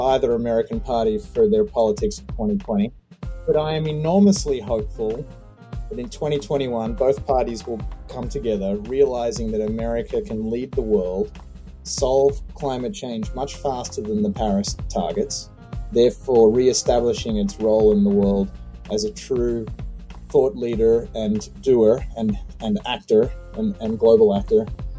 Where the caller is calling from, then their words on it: Australia; given that I'm calling in from Australia, g'day.